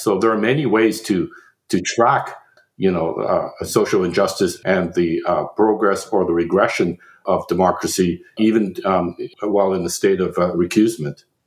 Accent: Canada; now in United States; as a Canadian

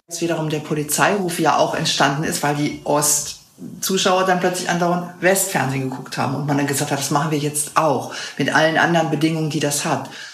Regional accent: West Germany, Germany; als Wessi

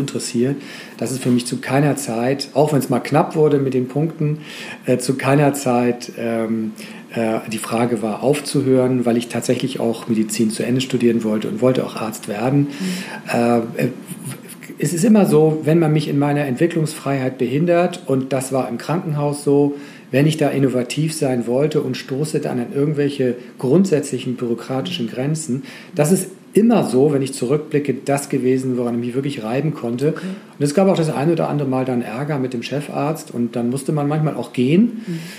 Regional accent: Schleswig-Holstein, Germany; ich bin Schleswig-Holsteiner

